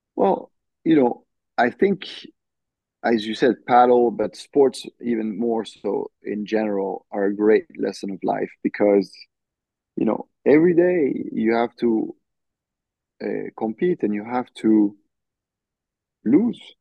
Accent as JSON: {"language": "English", "country": "France", "tie": "born or raised there", "moved": "yes", "lives_now": "United States", "said": "representing France, you know, hmm. representing mm. my home country"}